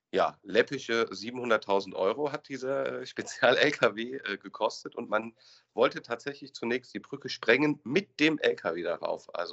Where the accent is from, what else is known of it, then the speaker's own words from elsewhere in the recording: Hesse, Germany; Kommen wir zum, vom Ruhrgebiet in meine Heimat und äh, zum legendären Fall der Salzbachtalbrücke.